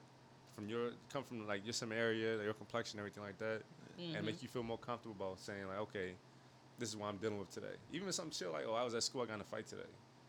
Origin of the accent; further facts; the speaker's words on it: Highland, United States; I'm not from Baltimore like y'all, but I'm from Highland.